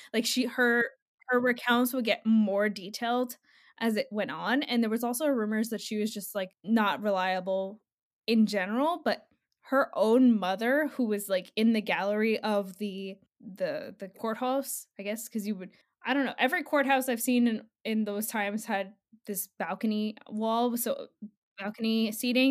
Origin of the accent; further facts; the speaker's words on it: New Jersey, United States; I'm from Jersey